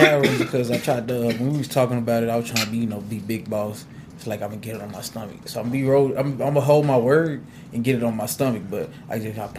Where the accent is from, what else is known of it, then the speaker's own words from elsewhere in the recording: Austin, Texas, United States; I'm from from Austin, but the east side of Austin to be exact.